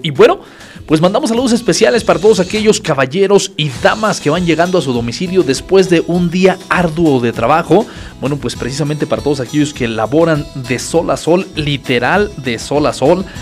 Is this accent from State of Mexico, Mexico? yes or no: yes; Acambay, State of Mexico, Mexico; Muy de nuestra tierra, muy de Acambay